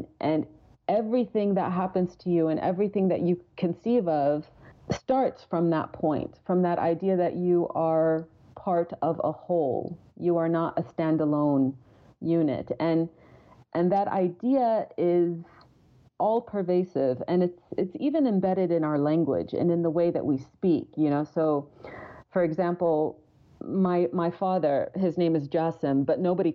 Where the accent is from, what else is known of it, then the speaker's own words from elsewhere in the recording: Kuwait; moved away; I grew up in Kuwait and I went to, you know, government schools.